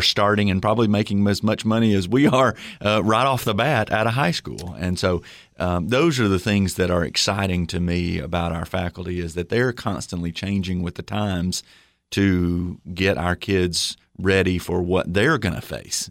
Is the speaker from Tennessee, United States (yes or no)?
yes; Livingston, Tennessee, United States; I grew up in Livingston, Tennessee